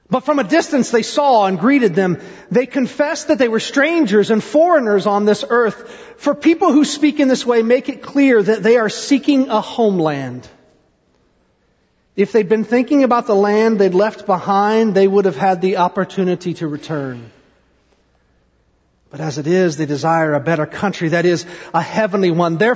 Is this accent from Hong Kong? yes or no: no; Ohio, United States; born there; also born or lived in Indiana / Tennessee / South Carolina; I was born in Ohio. We moved when, when we were in Ohio. Then we moved to Indiana and then to Tennessee and South Carolina and Tennessee.